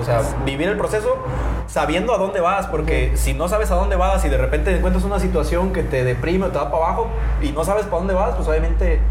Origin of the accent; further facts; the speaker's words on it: Ixtlán, Mexico; moved away; yo vengo de Ixtlán